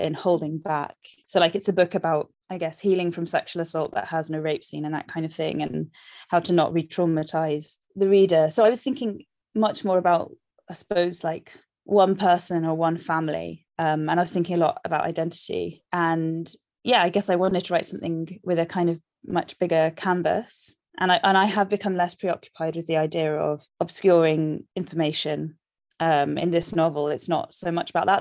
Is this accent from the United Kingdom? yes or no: yes; London, United Kingdom; I love London, I'm from London, but it's also, like, so shit to live here